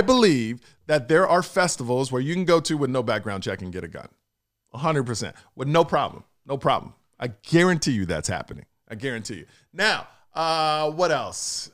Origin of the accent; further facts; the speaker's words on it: Texas, United States; I'm from Texas